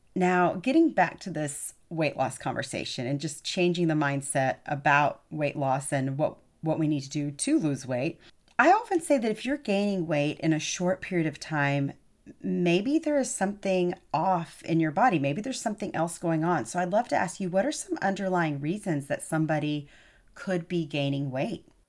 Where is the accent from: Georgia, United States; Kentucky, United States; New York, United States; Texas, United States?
Texas, United States; I'm a Texan